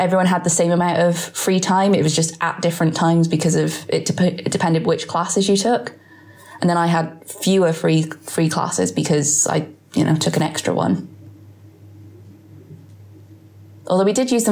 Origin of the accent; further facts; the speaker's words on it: United Kingdom; as a British person